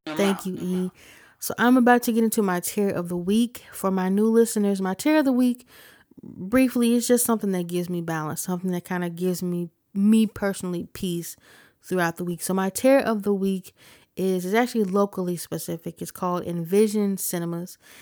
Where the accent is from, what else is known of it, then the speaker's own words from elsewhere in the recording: Ohio, United States; I'm from Ohio. This is home. I love Ohio.